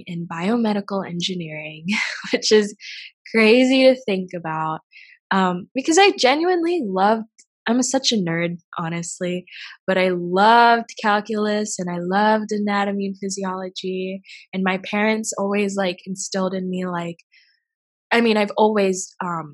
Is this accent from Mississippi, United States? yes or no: yes; 17 miles east of Tupelo, Mississippi, United States; moved away; I grew up in Mississippi, like 17 miles east of Tupelo